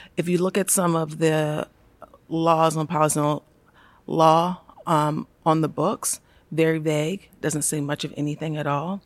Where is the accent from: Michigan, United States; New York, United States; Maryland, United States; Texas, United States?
Maryland, United States; Baltimore; I'm from Baltimore. I'm from Baltimore City. Uh, grew up there